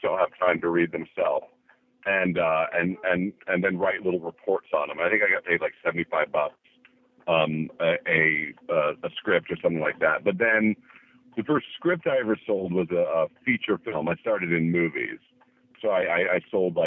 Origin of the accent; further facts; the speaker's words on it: Berkeley, California, United States; moved away as an adult; also born or lived in New York; now in Los Angeles, United States; I grew up in the Bay Area, in Berkeley